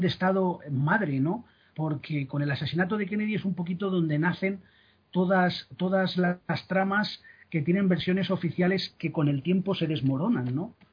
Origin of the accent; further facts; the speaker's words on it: Spain; soy español